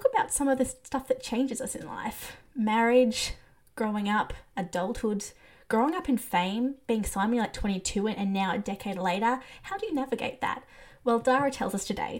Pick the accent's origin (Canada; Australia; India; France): Australia; I'm Australian